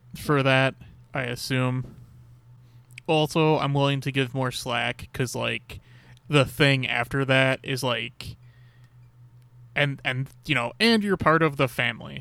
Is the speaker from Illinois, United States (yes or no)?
yes; Chicago, Illinois, United States; I'm from Chicago